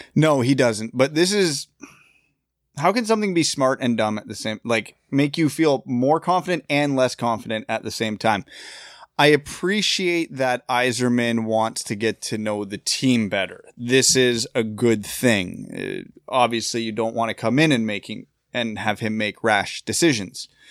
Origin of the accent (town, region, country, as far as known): Kitchener, Ontario, Canada; born or raised there